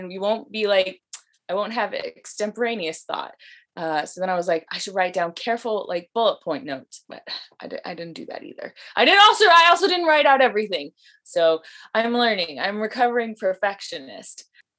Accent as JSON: {"language": "English", "town": "Las Vegas", "region": "Nevada", "country": "United States", "moved": "yes", "lives_now": "Oregon, United States", "said": "I'm originally from Las Vegas, but we moved here to Oregon in like the early 2000s. So I've been in Oregon longer, but I usually go back to Vegas every year to visit."}